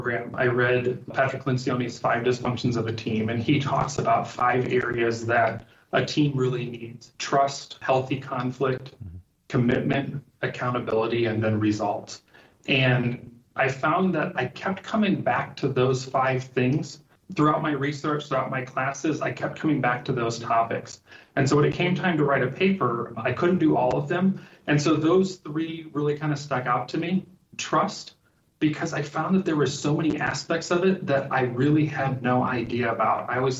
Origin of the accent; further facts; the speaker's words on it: Liberia; My parents were missionaries with Lutheran Bible Translators, and so I was born and raised in Liberia. And so during that time, not only loved growing up in Africa